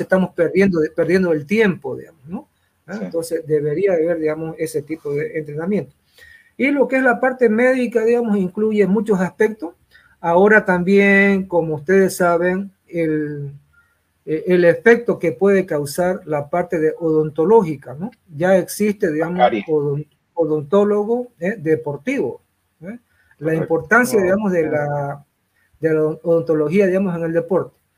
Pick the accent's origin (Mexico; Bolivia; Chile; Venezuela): Bolivia; Santa Cruz; me considero ya un, boliviano, un cruceño más